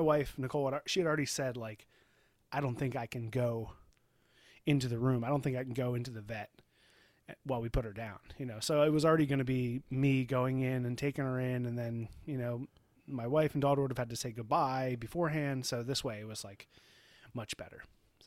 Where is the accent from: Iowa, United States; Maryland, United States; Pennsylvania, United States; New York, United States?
Maryland, United States; Baltimore; also born or lived in New Hampshire; we, we are from Baltimore